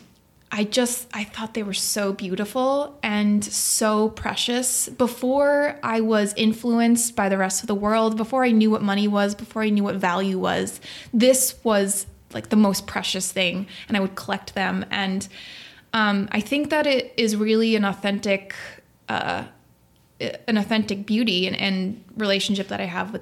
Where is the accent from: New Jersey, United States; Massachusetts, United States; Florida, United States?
Massachusetts, United States; Nantucket; moved away; also born or lived in Manhattan; I grew up on Nantucket Island